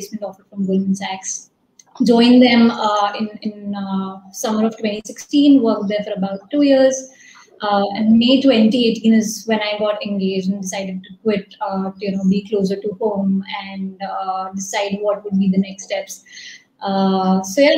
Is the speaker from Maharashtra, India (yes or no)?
no; Delhi, India; I was born in Broadbent, Delhi, in a very middle-class family, a Banya family